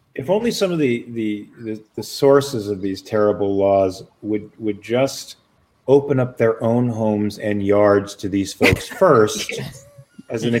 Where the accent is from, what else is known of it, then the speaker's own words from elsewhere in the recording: Los Angeles, California, United States; also born or lived in Pasadena, California; born in Pasadena, raised in Van Nuys